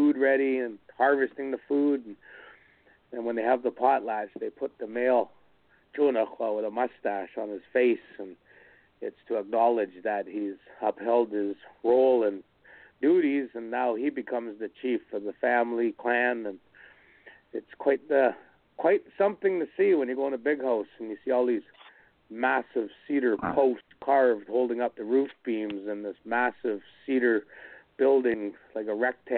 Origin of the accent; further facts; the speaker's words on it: Alert Bay, British Columbia, Canada; I was born in Alert Bay